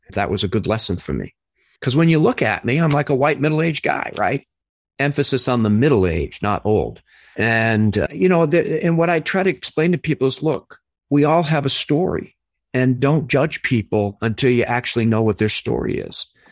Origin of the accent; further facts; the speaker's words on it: Somerville, Massachusetts, United States; moved away; I grew up in Winter Hill